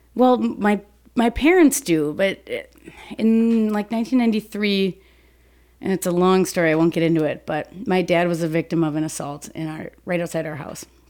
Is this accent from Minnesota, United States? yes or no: yes; Saint Paul, Minnesota, United States; I grew up in Saint Paul until I was about ten, and then we moved out to the suburbs